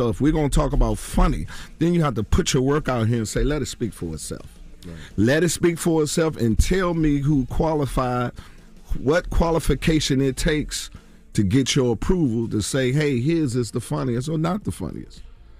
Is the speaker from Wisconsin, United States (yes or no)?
no; Washington, District of Columbia, United States; My hometown, Washington, D.C.